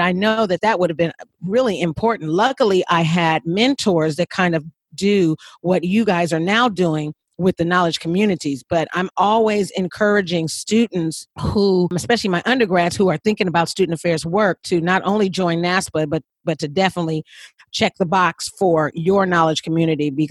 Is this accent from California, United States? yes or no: yes; California, United States; I'm from California